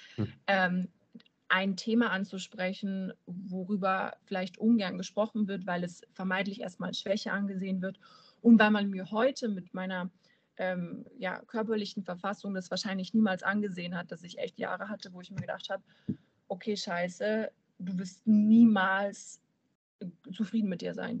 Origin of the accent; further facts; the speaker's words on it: near Munich, Bavaria, Germany; now in Euskirchen, Germany; gebürtig komme ich aus dem Süden von Deutschland.